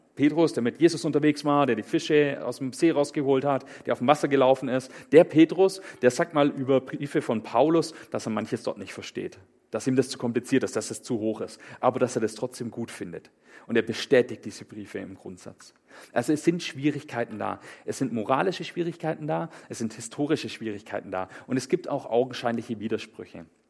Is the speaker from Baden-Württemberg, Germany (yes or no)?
yes; Swabia, Baden-Württemberg, Germany; ich komme aus dem Schwäbischen